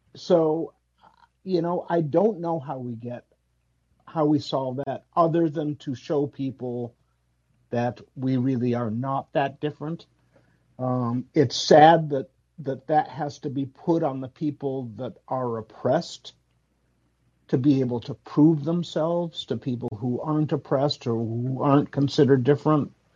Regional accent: Chicago, Illinois, United States; My parents were Puerto Rican, but I was born in Chicago.

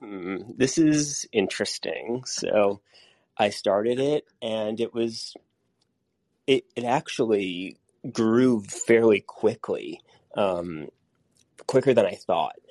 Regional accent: New York City, New York, United States; moved away; I grew up in New York City

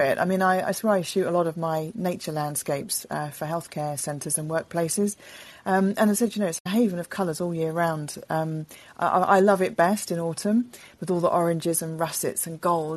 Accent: London, United Kingdom; When I was a kid, I was born in London. I was born in North London, in Highgate, and then we moved to Crouch End.

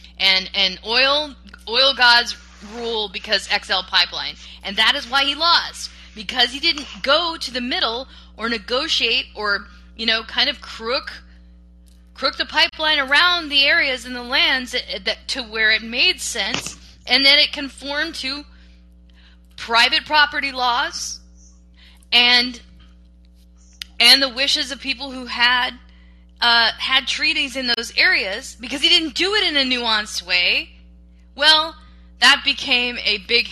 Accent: Gulf Coast, United States; I grew up on the Gulf Coast

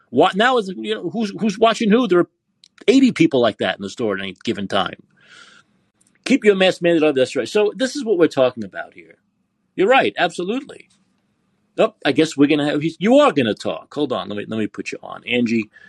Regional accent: Canada; Yes, I'm Canadian in Calgary, and there's huge problems lately with distraction, robberies, and pickpocketing and purse thefts.

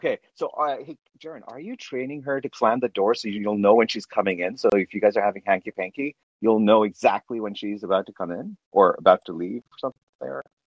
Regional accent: Canada; I'm Canadian.

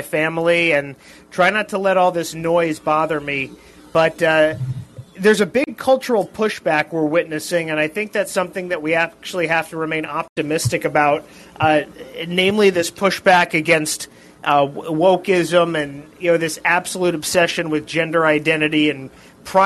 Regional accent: Los Angeles, California, United States; I grew up in Los Angeles

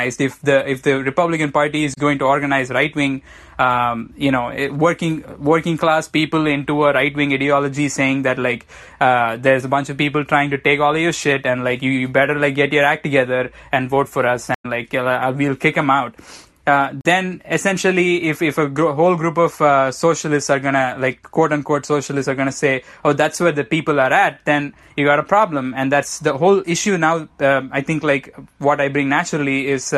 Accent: southern India, India; moved away; I come from the southern part of India

